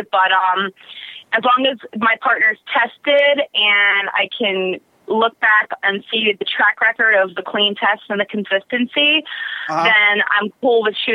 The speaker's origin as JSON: {"language": "English", "area": "Long Island", "region": "New York", "country": "United States", "accent": "New York", "moved": "yes", "lives_now": "California, United States", "said": "I'm from Long Island, New York originally, but I'm pretty much a California girl now"}